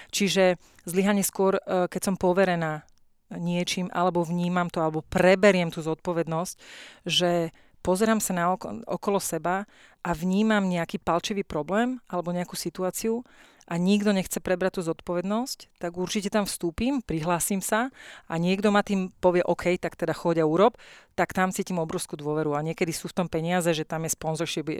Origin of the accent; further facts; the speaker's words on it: Slovakia; moved away as an adult; also born or lived in Myjava, Slovakia / United States; som Slovenka